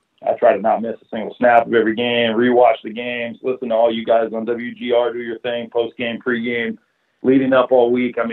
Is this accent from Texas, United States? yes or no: no; Southern California, United States; I was born and raised in Southern California.